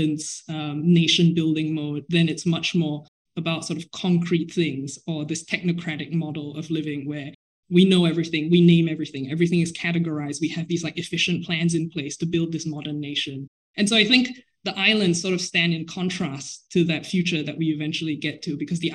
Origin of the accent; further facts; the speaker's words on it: Singapore; moved away as an adult; I am Singaporean and I grew up in Singapore.